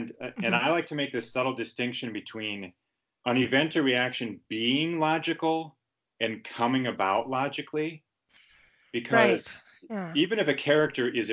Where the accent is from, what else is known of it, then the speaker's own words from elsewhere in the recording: Madison, Wisconsin, United States; I hail from Madison, Wisconsin, which is a mid-sized city about 2.5 hours drive northwest of Chicago